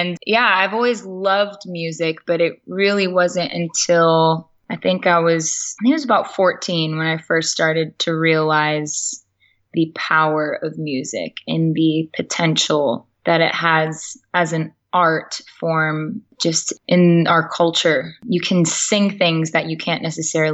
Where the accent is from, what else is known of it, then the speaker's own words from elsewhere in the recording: Chino, California, United States; I was born and raised in Southern California in a city called Chino